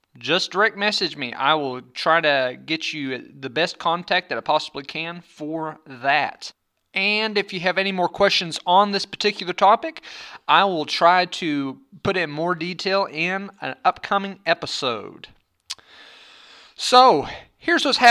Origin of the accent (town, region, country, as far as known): Arkansas, United States; born or raised there